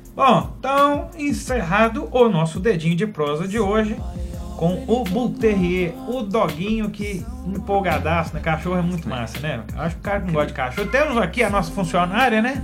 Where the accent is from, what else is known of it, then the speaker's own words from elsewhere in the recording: Passa Tempo, Minas Gerais, Brazil; moved away; no projeto Estações Música na Praça, que é um projeto desenvolvido lá na minha cidade em Passatempo